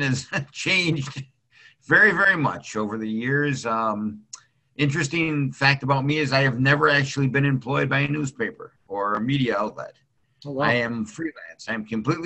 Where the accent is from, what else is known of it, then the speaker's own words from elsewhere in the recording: Lockport, Illinois, United States; But I am a Lockport graduate. I grew up in Lockport, went to Kelvin Grove Junior High